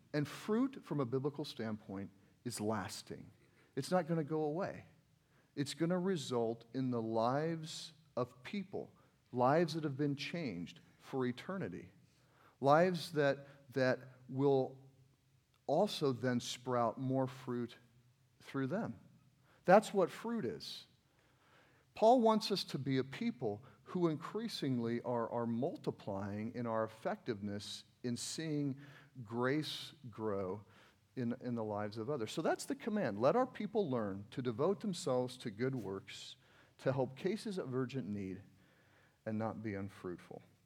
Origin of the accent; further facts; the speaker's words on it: United States; I'm from America